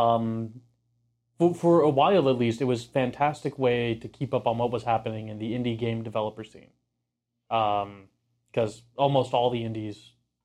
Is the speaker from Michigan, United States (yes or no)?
no; Houston, Texas, United States; I grew up rooting for the Rockets and the Astros because I grew up in Houston